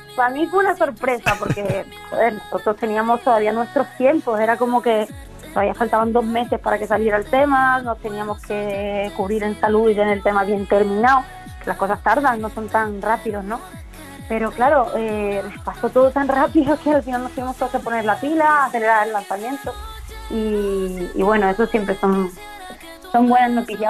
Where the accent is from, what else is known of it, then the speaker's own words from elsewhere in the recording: Málaga, Andalusia, Spain; los conciertos por mi tierra, por Málaga